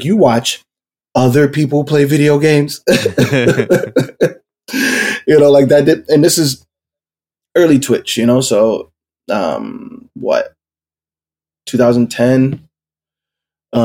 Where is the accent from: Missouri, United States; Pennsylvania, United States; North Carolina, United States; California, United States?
Pennsylvania, United States; Philadelphia; I was born and raised in South Philly.